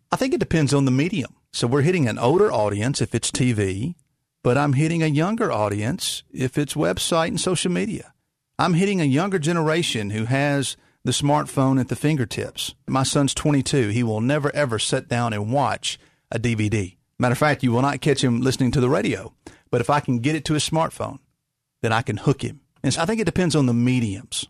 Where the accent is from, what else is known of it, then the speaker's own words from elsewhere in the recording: Rosemark, Tennessee, United States; I grew up in God's country of Rosemark, Tennessee